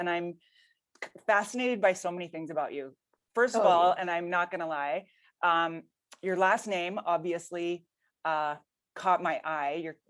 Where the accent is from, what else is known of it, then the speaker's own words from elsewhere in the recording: Canada; now in United States; I'm Canadian.